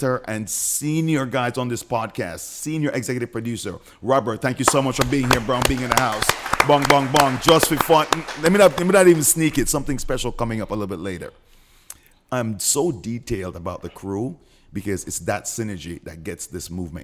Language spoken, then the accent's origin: English; Jamaica; moved away